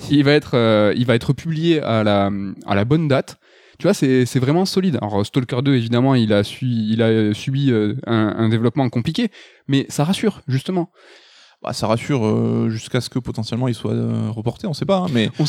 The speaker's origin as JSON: {"language": "French", "country": "France", "said": "enfin nous en tant que Français on adore le Arkane Lyon"}